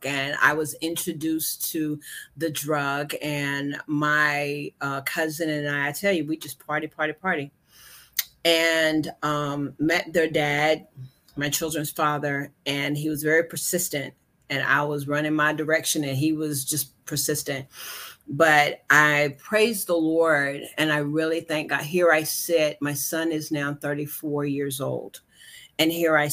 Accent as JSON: {"language": "English", "town": "Shelby", "region": "North Carolina", "country": "United States", "tie": "born or raised there", "also_born_or_lived": "Washington, D.C. / New Jersey", "moved": "as an adult", "said": "I am from North Carolina. Shelby, North Carolina is my home. Yay. Grew up there"}